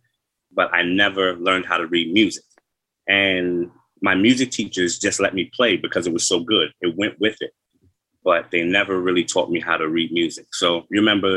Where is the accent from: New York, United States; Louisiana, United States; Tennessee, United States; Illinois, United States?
New York, United States; Farmingdale; when I grew up in Farmingdale, Long Island